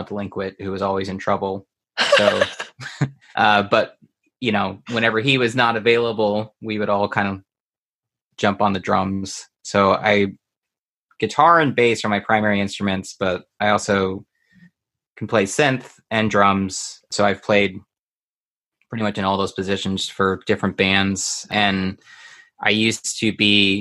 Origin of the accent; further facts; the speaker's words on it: Houston, Texas, United States; growing up outside of Houston, and we were on like the outskirts